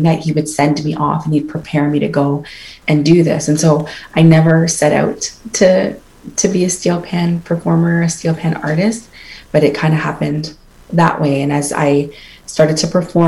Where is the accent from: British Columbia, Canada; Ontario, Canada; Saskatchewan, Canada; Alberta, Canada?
Ontario, Canada; Toronto; I'm definitely from Toronto. I am first generation Canadian, but born to parents from the Twin Islands of Antigua and Barbuda